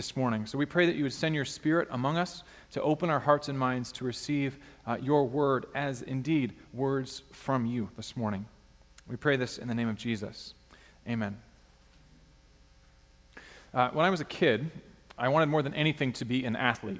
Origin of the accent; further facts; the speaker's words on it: Alaska, United States; a kid growing up in Alaska wanting to be known for sports